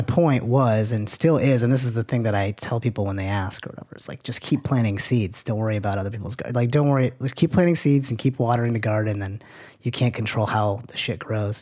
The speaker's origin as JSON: {"language": "English", "town": "Manchester", "region": "New Hampshire", "country": "United States", "tie": "born or raised there", "moved": "yes", "said": "And this is in Manchester, New Hampshire. I'm from New Hampshire"}